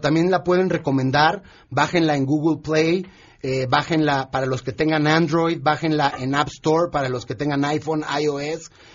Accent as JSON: {"language": "Spanish", "country": "Mexico", "said": "nuestro país que obviamente es lo que más nos importa porque somos mexicanos"}